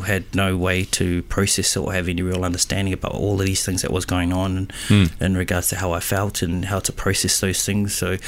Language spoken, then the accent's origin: English; Auckland, New Zealand; born and raised in Auckland City, the North Island of New Zealand.